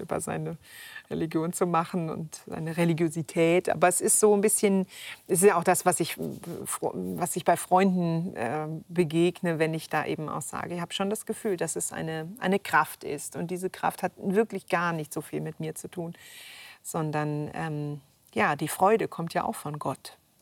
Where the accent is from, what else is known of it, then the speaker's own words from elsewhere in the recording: Upper Franconia, Bavaria, Germany; als Kind aufgewachsen da auf dem Land in Oberfranken